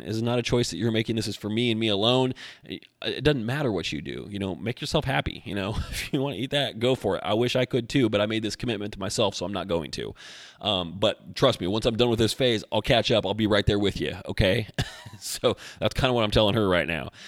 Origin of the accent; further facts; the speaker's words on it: Albany, United States; moved away; Albany is my hometown